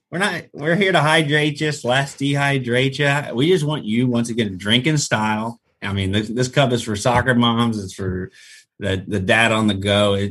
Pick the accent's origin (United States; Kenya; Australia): United States; Jacksonville, Florida; Jacksonville, Florida.